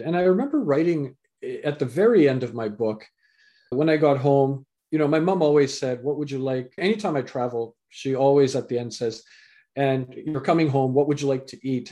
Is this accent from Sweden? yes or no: no; Canada; also born or lived in England; I was born in England, raised in Canada